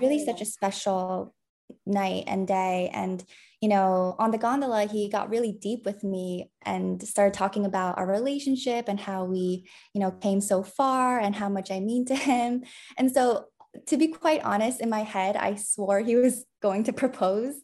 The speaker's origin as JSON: {"language": "English", "region": "New York", "country": "United States", "tie": "born or raised there", "said": "I was born and raised in New York"}